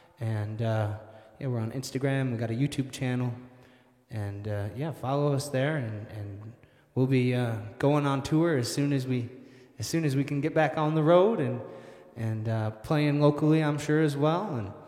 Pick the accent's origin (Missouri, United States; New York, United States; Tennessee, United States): New York, United States; Hunt; now in Buffalo, United States; I grew up in Hunt, New York, which is the southwestern tip of Livingston County, very close to Letchworth State Park.